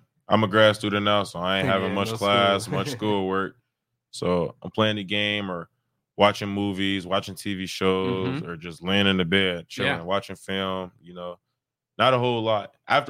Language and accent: English; Chicago, Illinois, United States; I play any Chicago music because I'm from the Chicagoland area, so that's just what I grew up on.